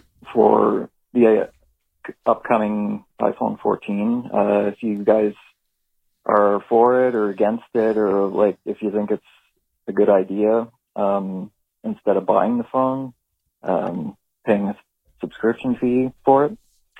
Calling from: Cornwall, Ontario, Canada; I am from Cornwall, Ontario, Canada.

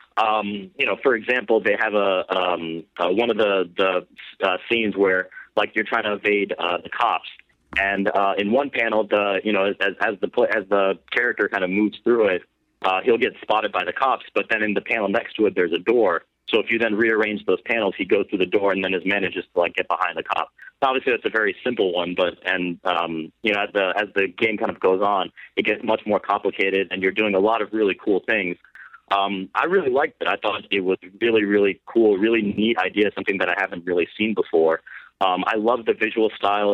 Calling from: South Carolina, United States; I'm calling from South Carolina

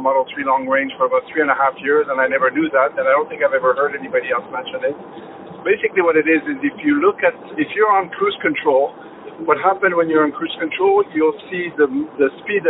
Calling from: Toronto, Ontario, Canada

